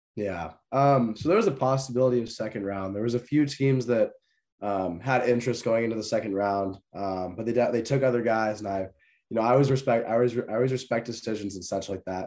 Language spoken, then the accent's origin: English; San Jose, California, United States; moved away; also born or lived in Oregon; that is my hometown team